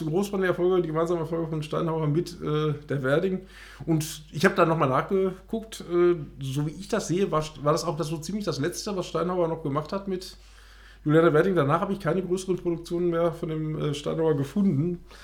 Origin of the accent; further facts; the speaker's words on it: Ruhr area, North Rhine-Westphalia, Germany; bei uns im Ruhrgebiet. Nämlich in Oberhausen